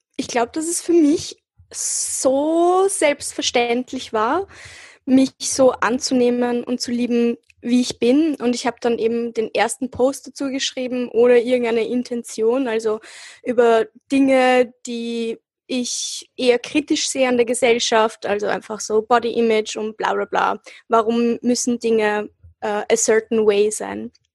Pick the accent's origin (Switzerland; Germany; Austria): Austria; ich bin hier äh, aufgewachsen und geboren und ich habe mich halt auch immer als Österreicherin gefühlt